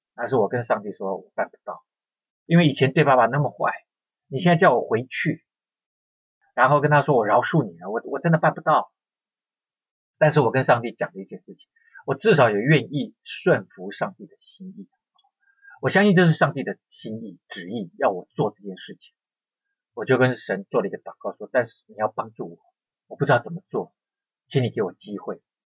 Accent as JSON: {"language": "Chinese", "town": "Keelung", "country": "Taiwan", "tie": "born or raised there", "said": "我那时候住基隆"}